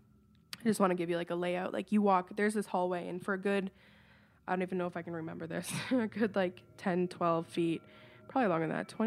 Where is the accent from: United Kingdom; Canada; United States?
Canada; Woodstock, Ontario; I am from Woodstock, Ontario, Canada